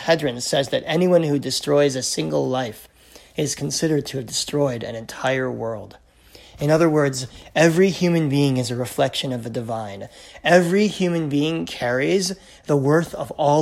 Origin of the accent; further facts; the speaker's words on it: United States; now in Canada; I'm American by birth